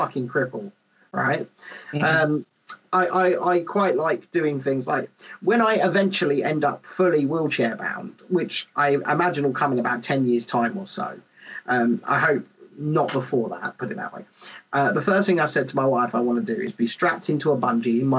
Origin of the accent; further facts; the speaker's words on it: England, United Kingdom; Especially as an English person